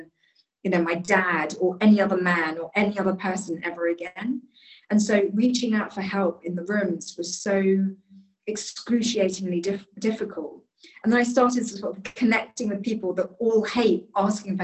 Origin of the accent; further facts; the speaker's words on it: London, United Kingdom; I was born in London, raised in London.